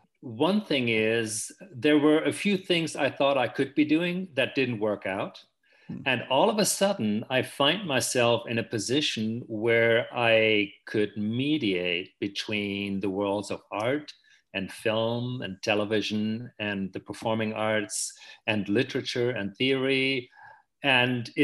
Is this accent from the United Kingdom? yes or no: no; Germany; moved away as an adult; now in San Francisco, United States; I was born in Germany, and I lived most of my life in Germany. I only came to the US about 15 years ago to take up this job at SF MoMA